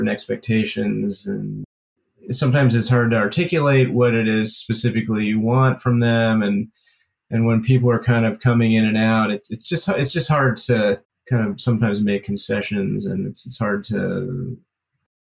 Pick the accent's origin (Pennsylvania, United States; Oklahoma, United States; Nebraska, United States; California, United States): California, United States; moved away as an adult; also born or lived in New York; I grew up in California and I was in New York for a while.